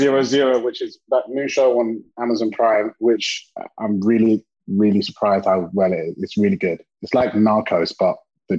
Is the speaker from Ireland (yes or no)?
no; London, United Kingdom; now in California, United States; I'm from London, England, originally.